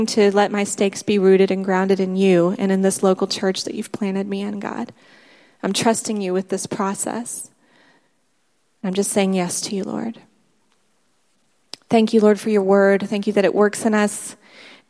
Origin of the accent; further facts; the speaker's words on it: United States; moved away as an adult; also born or lived in South Africa; We're American